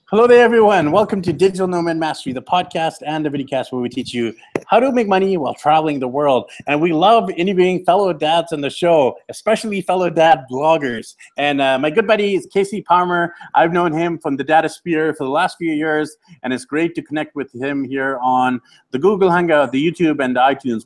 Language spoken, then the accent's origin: English; Vancouver, British Columbia, Canada; I'm from Vancouver, BC, Canada